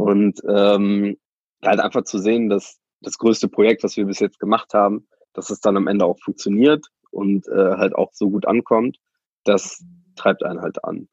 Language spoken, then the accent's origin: German; Germany; komme eher so von einem Dorf, irgendwie 1300 Mann ähm, und war dann zwar in meiner Jugend immer in Bonn und Köln unterwegs